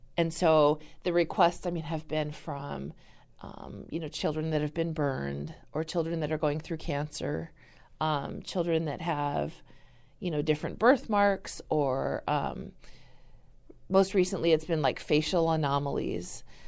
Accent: California, United States; now in Wisconsin, United States; I'm originally from California

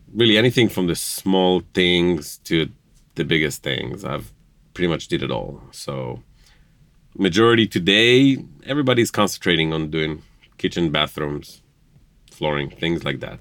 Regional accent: Jerusalem, Jerusalem District, Israel; now in Indiana, United States; born and raised in Jerusalem, uh, grew up in Jerusalem, uh, raised as Jewish in Israel.

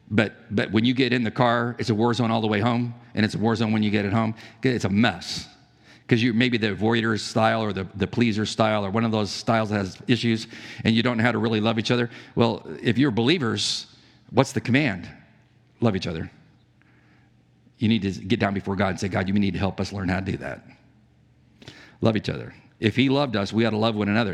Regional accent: San Diego, California, United States; I'm from San Diego. I knew lots of pilots. Navy pilots. Uh, the, the Top Gun base was by our, not far from our house

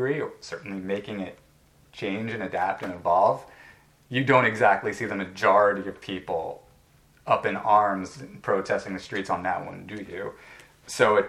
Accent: United States; I'm an American

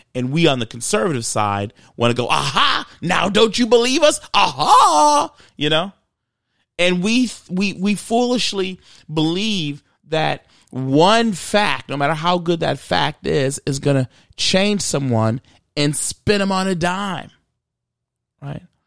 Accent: Michigan, United States; I grew up in Michigan

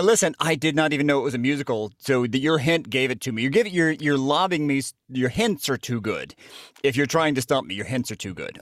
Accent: Jasper, Georgia, United States; I'm from Jasper, Georgia

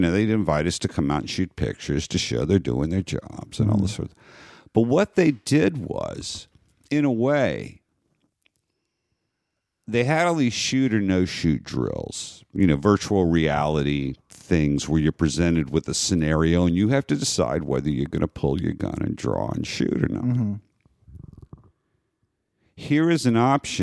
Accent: New Orleans, Louisiana, United States; Renee and I were growing up in Algiers

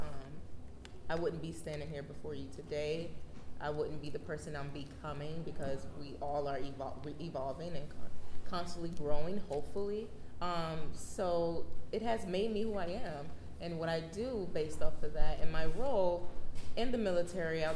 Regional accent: Miami, Florida, United States; moved away; also born or lived in Harlem, New York; I'm originally from Miami, Florida.

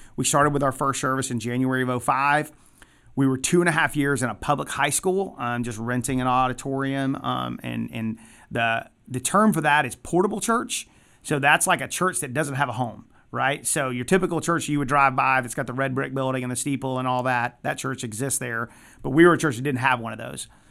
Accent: Atlanta, Georgia, United States; now in Athens, United States; I grew up in Metro Atlanta

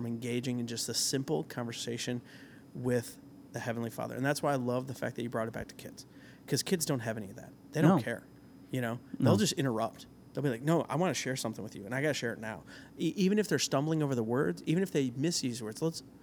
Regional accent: Nebraska, United States; moved away; I'm from Nebraska

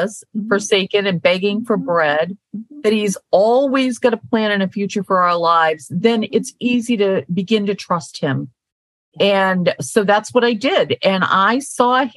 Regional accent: Maine, United States; moved away; I'm from Maine, so I am a country girl at heart, even though I live in the urban area right now and have for the last 15 years

